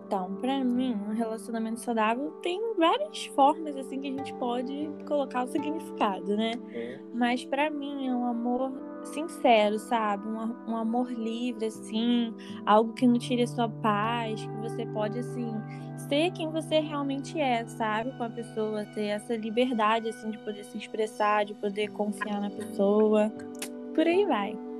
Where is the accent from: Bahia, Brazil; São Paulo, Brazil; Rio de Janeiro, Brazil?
Rio de Janeiro, Brazil; Nova Iguaçu; sou aqui de Nova Iguaçu